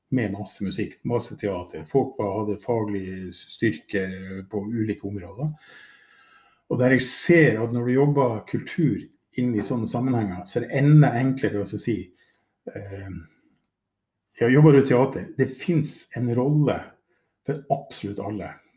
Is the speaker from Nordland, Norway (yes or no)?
yes; Mo i Rana, Nordland, Norway; jeg jo født og oppvokst i Mo i Rana